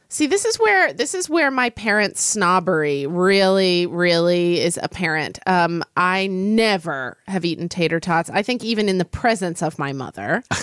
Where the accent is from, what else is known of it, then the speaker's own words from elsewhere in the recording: Oklahoma, United States; I grew up in Oklahoma